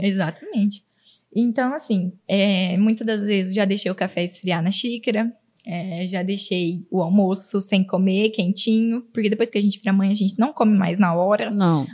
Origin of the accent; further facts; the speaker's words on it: Auriflama, São Paulo, Brazil; now in Araçatuba, Brazil; Eu vim de uma cidade super pequena. Tem, hoje em dia deve ter 17 mil habitantes